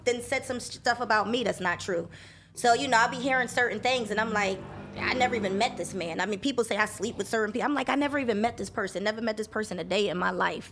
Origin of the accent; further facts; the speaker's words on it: New Jersey, United States; moved away as an adult; also born or lived in Philadelphia, Pennsylvania / Los Angeles, California; moved to Jersey when I was nine years old